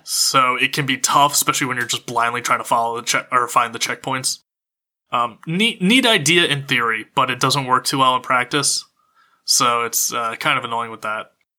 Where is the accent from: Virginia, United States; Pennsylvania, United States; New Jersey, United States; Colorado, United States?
Pennsylvania, United States; now in Los Angeles, United States; growing up in Pennsylvania